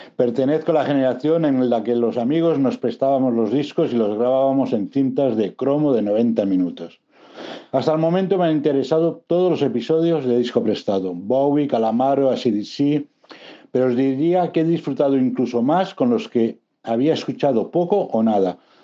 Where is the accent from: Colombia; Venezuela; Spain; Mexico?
Spain; Barcelona, Catalonia; nací y vivo en Barcelona.